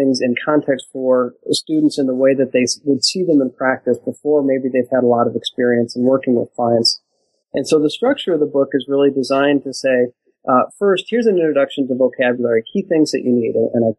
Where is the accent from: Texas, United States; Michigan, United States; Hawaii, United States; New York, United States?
Michigan, United States; also born or lived in Washington, D.C.; I grew up in Michigan, was born and raised there, went to college in a few places around the country and graduated from Michigan State University